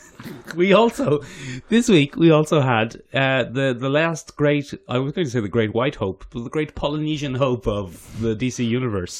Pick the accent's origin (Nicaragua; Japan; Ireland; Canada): Ireland; as an Irish person